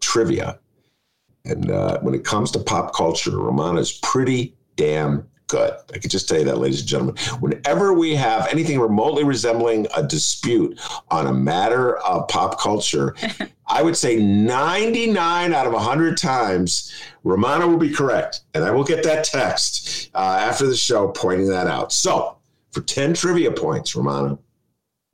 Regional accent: Evanston, Illinois, United States; Evanston, which is my hometown

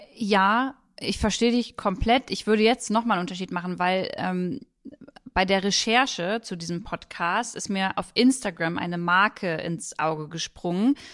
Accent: Germany; bei uns in Deutschland

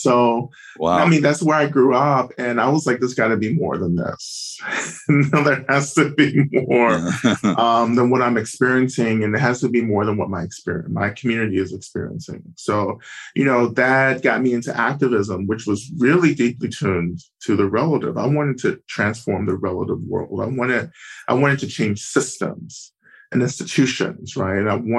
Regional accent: Georgia, United States; North Georgia.

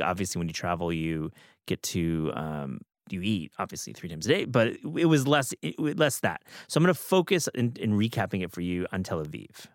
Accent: Midwest, United States; I grew up in the Midwest

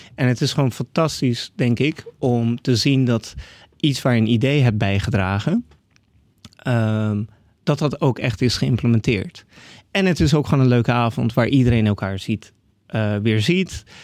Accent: Netherlands; born or raised there; also born or lived in Canada / Iran

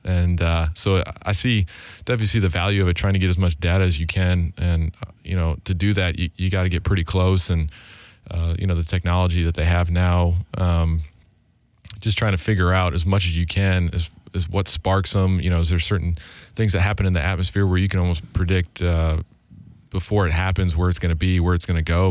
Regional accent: Grand Island, New York, United States; moved away as an adult; also born or lived in Nashville, Tennessee; I grew up in Grand Island, New York

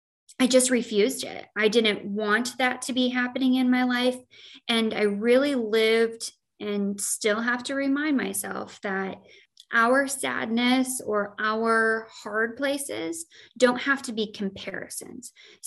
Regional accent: Joy, Illinois, United States; I grew up in Joy, Illinois.

